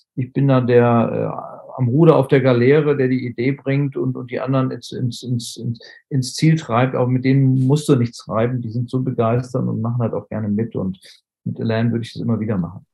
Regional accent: Germany; bei uns in Deutschland

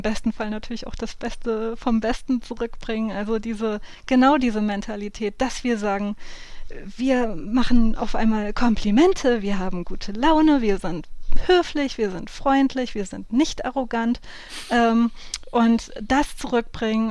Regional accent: southern Hesse, Germany; wo ich aufgewachsen bin, in Südhessen

